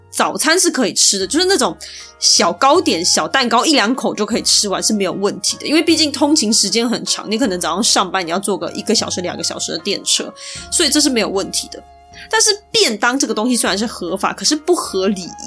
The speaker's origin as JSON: {"language": "Chinese", "country": "Taiwan", "said": "身为台湾人"}